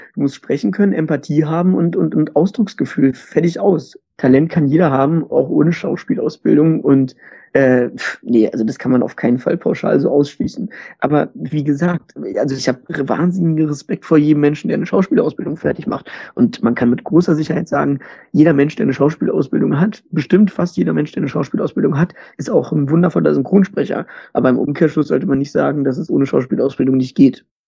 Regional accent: Germany; bei uns in Deutschland

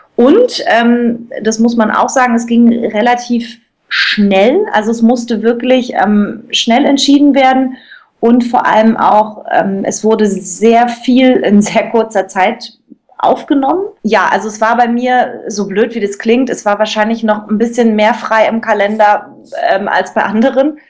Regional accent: Cottbus, Brandenburg, Germany; also ich komme aus Cottbus, so ein Brandenburger Mädel, und habe ganz früh in Cottbus schon angefangen ähm, zu singen und war im Cottbuser Kindermusical.

